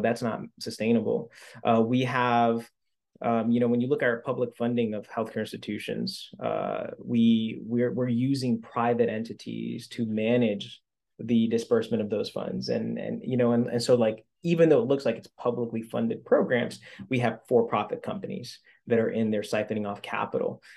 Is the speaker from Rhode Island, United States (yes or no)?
yes; Central Falls, Rhode Island, United States; I grew up in Central Falls